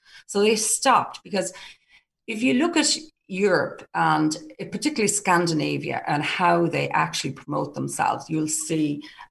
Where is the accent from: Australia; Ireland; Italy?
Ireland; as a small island, an Irish business, promote our Irishness and be proud of it.